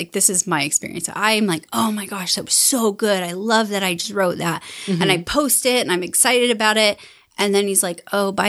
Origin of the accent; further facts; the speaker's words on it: Salt Lake City, Utah, United States; also born or lived in Holladay; I grew up in Salt Lake City. Well, mostly Holiday area, Mill Creek Holiday area. I went to, you know, the schools in Mill Creek and Holiday.